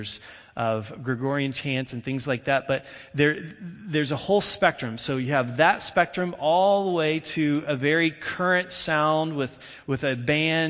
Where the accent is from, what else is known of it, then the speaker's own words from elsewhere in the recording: Indiana, United States; I grew up in Indiana